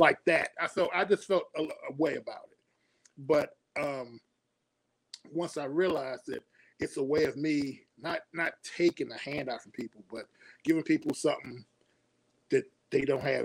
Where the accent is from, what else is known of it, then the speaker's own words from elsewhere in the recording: Suitland, Maryland, United States; also born or lived in Washington, D.C.; born and raised in D.C. Moved when we was kids, maybe about six. I think I was six years old. Moved to a suburb right outside of D.C. called Suitland, Maryland.